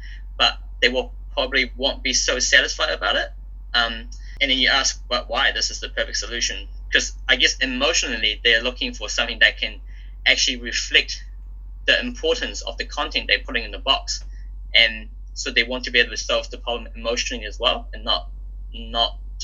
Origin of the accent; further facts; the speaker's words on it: New Zealand; also born or lived in Hong Kong; I was born in Hong Kong. Me and my family moved to New Zealand when I was about 7.